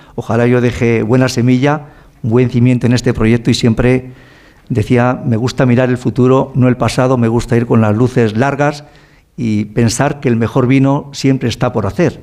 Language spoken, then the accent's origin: Spanish; Ribera del Duero, Castile and León, Spain; Yo nací en la Ribera del Duero